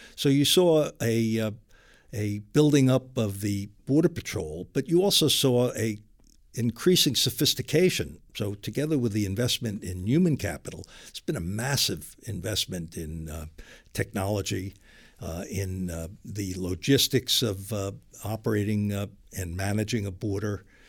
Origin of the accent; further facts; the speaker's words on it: New York City, New York, United States; moved away as an adult; also born or lived in New England / California / Los Angeles / San Diego; now in Washington, United States; I was born and raised in Brooklyn, New York, and educated in New England